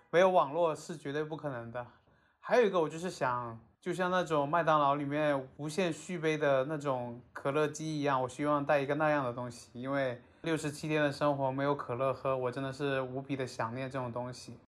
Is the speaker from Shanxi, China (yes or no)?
no; Guangdong, China; 从小在沿海地区长大的孩子